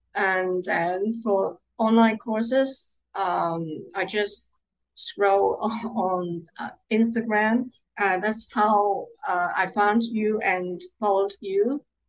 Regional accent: Hong Kong; I'm from Hong Kong

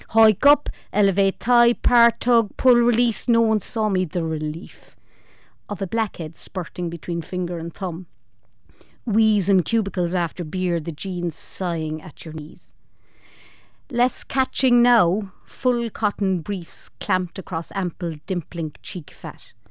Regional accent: Cork, Munster, Ireland; accent: Cork; moved away; I'm from Cork. You might know by the accent.

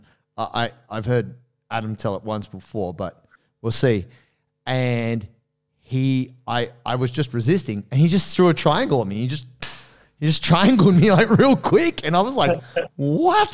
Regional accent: Australia; also born or lived in Brazil; I'm the Australian Blue Belt

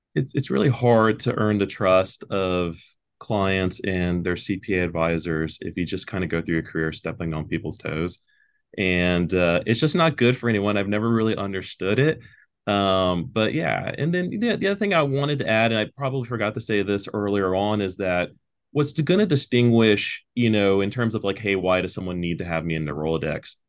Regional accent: Pearland, Texas, United States; I'm from Pearland, Texas, so I'm a local. Uh, I still live in Pearland, Texas.

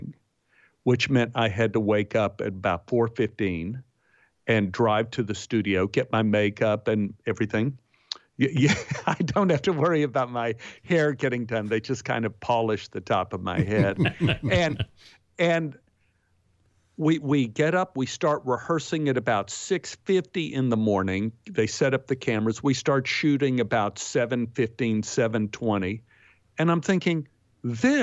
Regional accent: Texas, United States; I'm from Texas

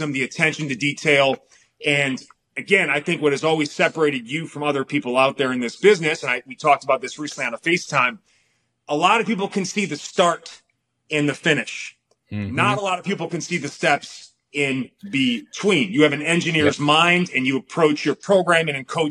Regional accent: Milwaukee, Wisconsin, United States; now in Palm Springs, United States; Like, I live in Palm Springs, man. I'm from Milwaukee, Wisconsin.

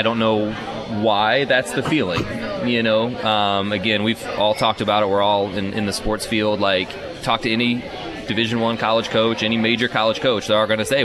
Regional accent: Indiana, United States; moved away; I come from Indiana, where you hit middle school, you're playing 20 games a year

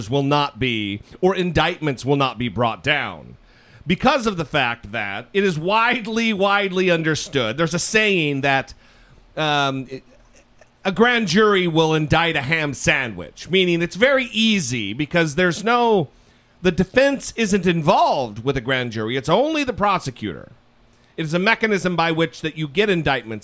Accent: United States; as an American

